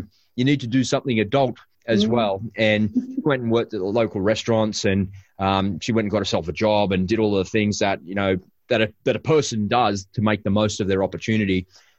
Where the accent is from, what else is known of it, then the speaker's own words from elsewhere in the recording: Sydney, New South Wales, Australia; because we're from Sydney.